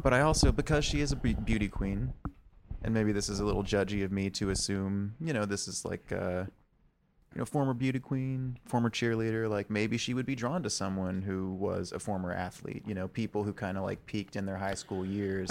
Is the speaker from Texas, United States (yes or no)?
yes; Austin, Texas, United States; I'm from Austin